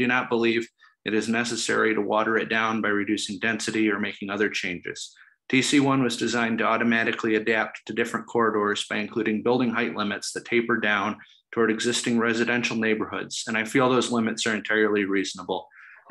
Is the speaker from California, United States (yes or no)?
no; Ann Arbor, Michigan, United States; I grew up in Ann Arbor near the north end of the corridor